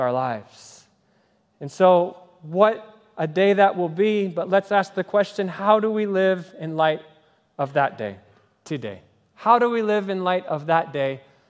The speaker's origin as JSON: {"language": "English", "country": "Kenya", "tie": "born or raised there", "moved": "yes", "said": "the language that I grew up speaking in Kenya, which is Swahili"}